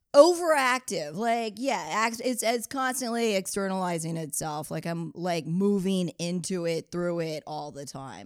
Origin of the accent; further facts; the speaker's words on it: New Orleans, Louisiana, United States; moved away as an adult; also born or lived in Baltimore / Brooklyn; growing up in New Orleans and then going to school in Baltimore